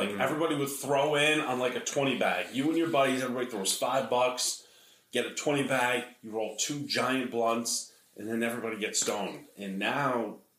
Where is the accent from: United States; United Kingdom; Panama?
United States; New Paltz, New York; New Paltz.